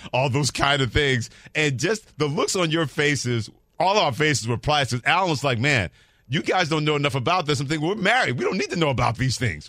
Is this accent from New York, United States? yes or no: yes; New York, United States; Growing up in New York and being around beaches